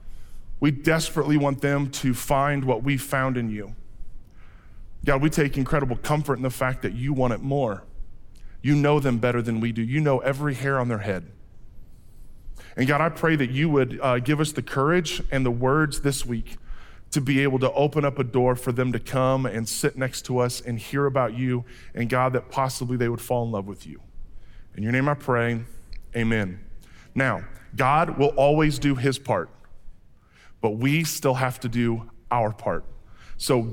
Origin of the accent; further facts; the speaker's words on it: Fort Madison, Iowa, United States; when I was growing up in Fort Madison, Iowa